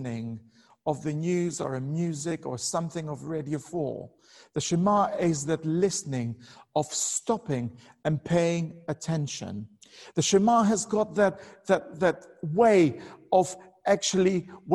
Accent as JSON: {"language": "English", "country": "Albania", "moved": "yes", "said": "I'm originally from Albania"}